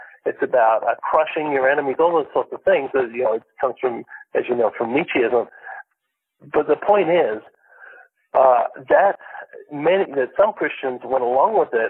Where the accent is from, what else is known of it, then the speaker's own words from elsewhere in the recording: Malaysia; I grew up in a Muslim country, Alan. I grew up in Malaysia. That's where my parents are missionaries there.